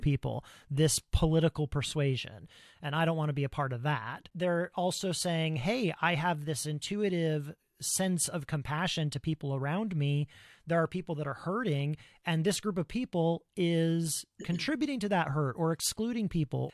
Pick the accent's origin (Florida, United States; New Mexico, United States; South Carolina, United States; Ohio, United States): Ohio, United States; now in Pacific Northwest, United States; I grew up in Ohio, the American Midwest, in the nineteen eighties